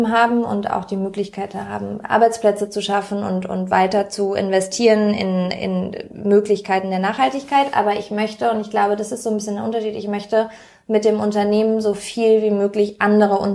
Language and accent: German; Berlin, Germany; Und ich fühle mich sehr als Berlinerin.